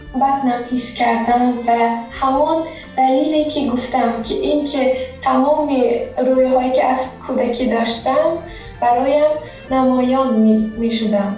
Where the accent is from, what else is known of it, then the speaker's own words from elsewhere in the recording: Tajikistan; now in Georgia; در تاجیکستان به دنیا آمدم هم با آیلم در گرجستان داریم زندگی میکنیم